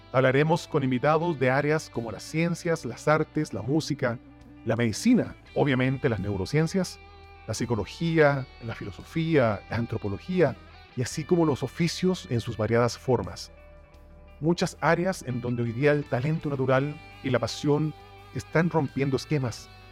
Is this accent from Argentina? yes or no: no; Chile; now in Mexico; Soy originario de Chile, pero estoy viviendo ya hace unos años en la bella nación mexicana